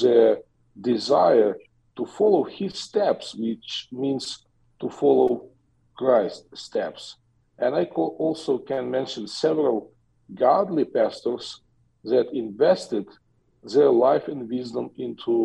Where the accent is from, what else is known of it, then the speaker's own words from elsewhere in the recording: Western Ukraine, Ukraine; I was born in Ukraine, in western part of Ukraine, 52 years ago, when Ukraine was still a part of the Soviet Union, and I grew up